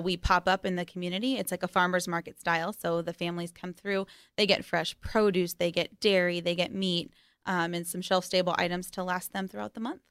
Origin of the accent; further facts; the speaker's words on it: Las Vegas, Nevada, United States; growing up in Vegas, uh, is definitely interesting